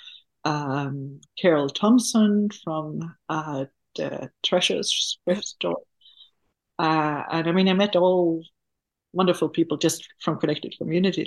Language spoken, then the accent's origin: English; Sweden; moved away; I am from Sweden, and when I grew up in the school system itself